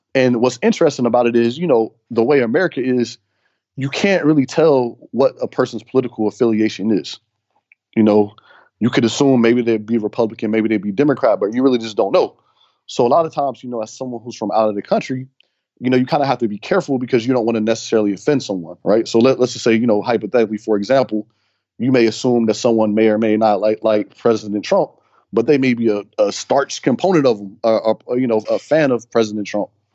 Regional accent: Cincinnati, Ohio, United States; moved away; I'm from, originally from Cincinnati, so I feel like I'm back home

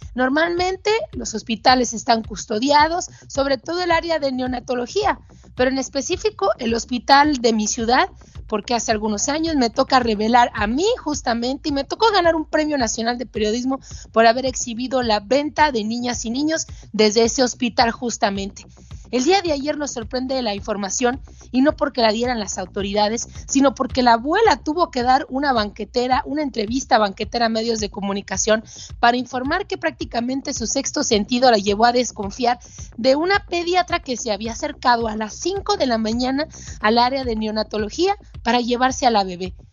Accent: Mexico; todavía se venden niños en mi país

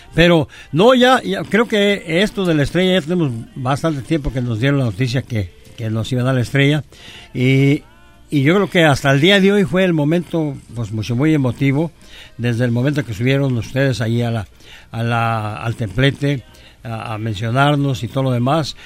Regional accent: Michoacán, Mexico; born or raised there; also born or lived in Yahualica, Jalisco, Mexico

